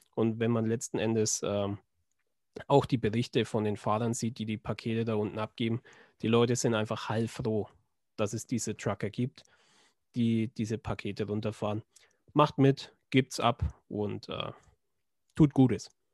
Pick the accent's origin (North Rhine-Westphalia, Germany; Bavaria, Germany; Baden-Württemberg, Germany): Bavaria, Germany; Schwabach; in Schwabach, also meiner Heimat